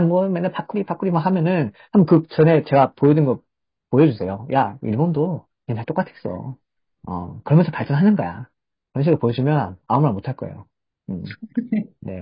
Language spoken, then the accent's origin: Korean; South Korea